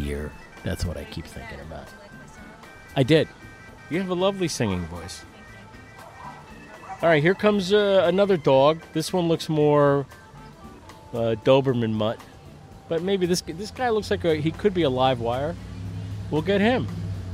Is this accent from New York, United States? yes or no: yes; Lyndhurst, Long Island, New York, United States; moved away; also born or lived in Amityville, New York; I grew up in Lyndhurst